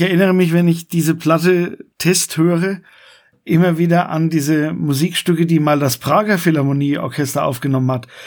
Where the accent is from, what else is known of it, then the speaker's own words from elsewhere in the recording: Coburg, Bavaria, Germany; bei uns in Coburg